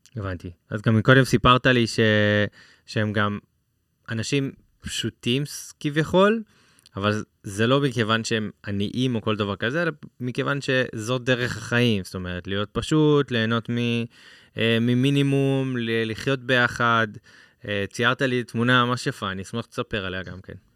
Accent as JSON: {"language": "Hebrew", "country": "Israel", "said": "בתור ישראלים"}